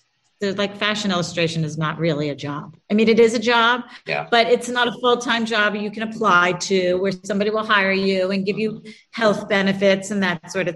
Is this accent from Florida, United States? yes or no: no; Philadelphia, Pennsylvania, United States; I grew up in Philadelphia